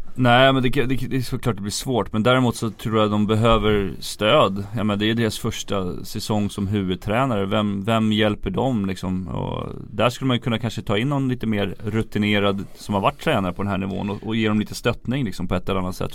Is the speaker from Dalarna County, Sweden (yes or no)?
no; Järfälla, Stockholm County, Sweden; jag var ju från Järfälla, Järfälla HC, deras A-lag var ju mina förebilder när jag växte upp